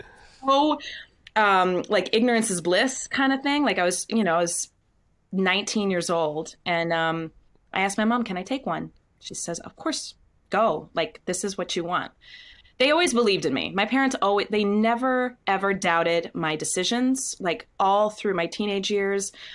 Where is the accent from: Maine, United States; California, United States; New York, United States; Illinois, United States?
Maine, United States; Windham; moved away; also born or lived in Scarborough, Maine; I grew up in Wyndham, Maine